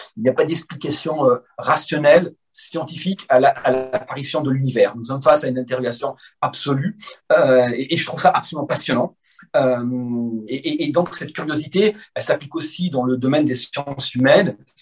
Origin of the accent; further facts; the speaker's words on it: France; je suis né en France